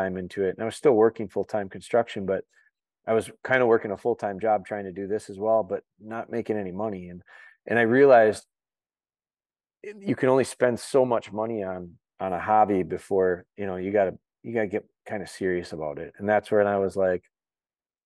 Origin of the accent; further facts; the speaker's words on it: Wisconsin, United States; also born or lived in Green Bay, Wisconsin; I'm from Wisconsin, I was born in Northern Wisconsin and lived there till about fifth or sixth grade. And then I moved down to the Green Bay area.